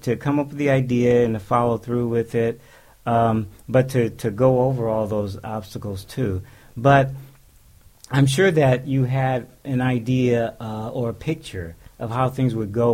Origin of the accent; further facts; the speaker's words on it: San Francisco, California, United States; I was born in San Francisco, and, you know, lived much of my life in San Francisco, so I know San Francisco.